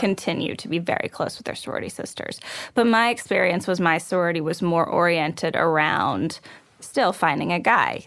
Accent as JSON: {"language": "English", "region": "Texas", "country": "United States", "tie": "born or raised there", "said": "I was raised in Texas"}